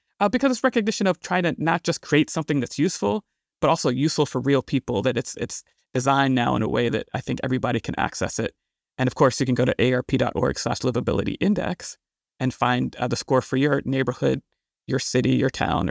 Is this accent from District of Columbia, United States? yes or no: yes; Washington, District of Columbia, United States; I'm from Washington, D.C. in the D.C. area. I grew up really fascinated by all the issues and challenges we were having in this area in the 80s and 90s